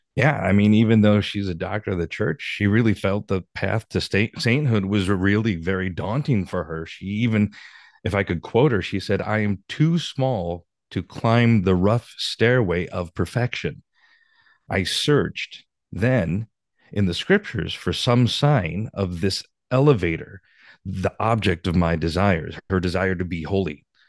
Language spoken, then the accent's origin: English; Michigan, United States; moved away as an adult; now in Hollywood, United States; I grew up in Michigan